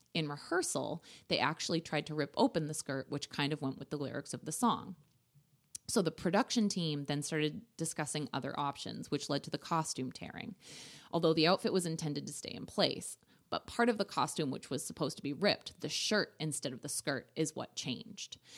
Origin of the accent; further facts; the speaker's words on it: Ireland; I'm Irish